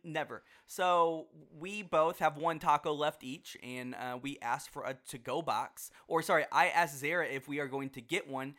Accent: Houston, Texas, United States; now in Dallas, United States; I grew up in Houston, which is in Texas

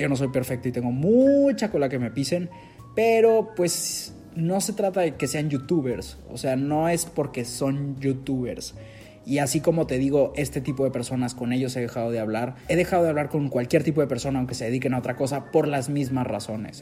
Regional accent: Monterrey, Nuevo León, Mexico; yo soy regio, soy de Monterrey

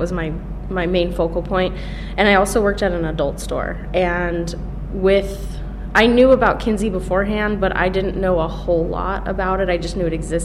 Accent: San Diego, California, United States; moved away as an adult; now in Bloomington, United States; I'm from California. I lived in San Diego, so by the beach

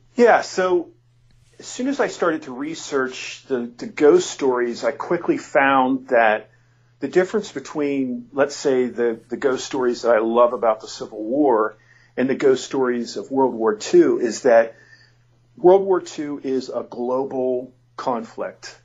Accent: near Penn State, Pennsylvania, United States; Penn State because it's pretty close by my hometown

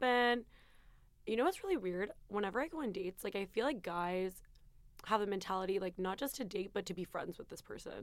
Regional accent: Calgary, Alberta, Canada; now in London, United Kingdom; I'm from Calgary.

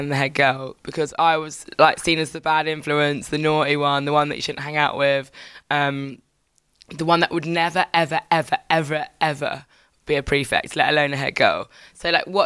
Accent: Birmingham, West Midlands, United Kingdom; I was born in Birmingham

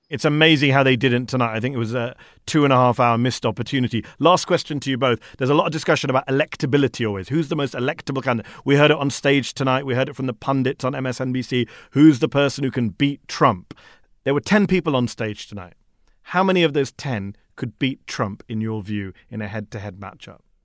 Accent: United Kingdom; as a Brit

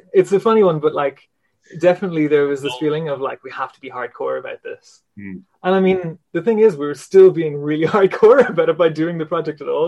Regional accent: Roscommon, Connacht, Ireland; I grew up there.

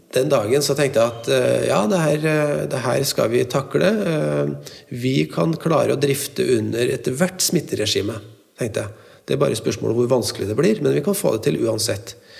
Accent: Trøndelag, Norway; som trønder jeg er veldig stolt

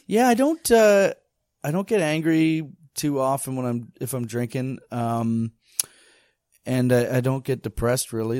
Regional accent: Bracebridge, Ontario, Canada; also born or lived in Toronto, Ontario; I'm from Bracebridge, Ontario.

